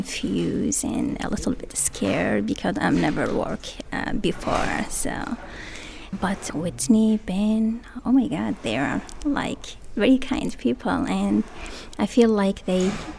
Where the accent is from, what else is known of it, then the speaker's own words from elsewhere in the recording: Iraq; English is a second language; now in Portland, United States; I'm from Portland, Maine, originally from Iraq.